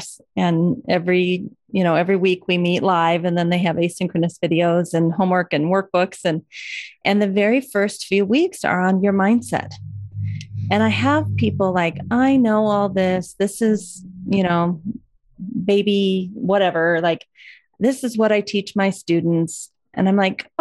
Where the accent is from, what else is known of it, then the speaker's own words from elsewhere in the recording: Iowa, United States; growing up in Iowa